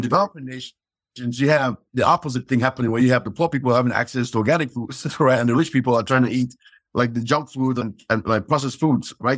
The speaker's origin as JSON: {"language": "English", "country": "Cameroon", "tie": "born or raised there", "moved": "yes", "said": "growing up in Cameroon"}